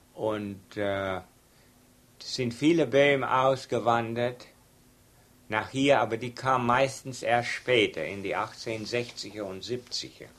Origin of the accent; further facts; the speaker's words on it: Texas, United States; accent: Texas German; first language German; Obwohl das Deutsch war etwas vermischt, dass wir Texas Deutsch nennen